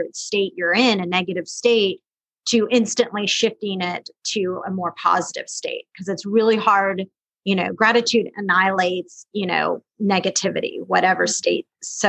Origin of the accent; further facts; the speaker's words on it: West Coast, United States; Like it was snowing out and a lot of snow and I'm from the West Coast. So snow is like really fun for me.